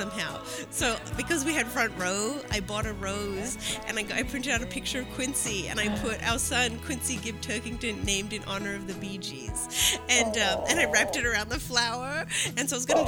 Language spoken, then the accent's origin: English; Melbourne, Victoria, Australia; moved away; I'm from Melbourne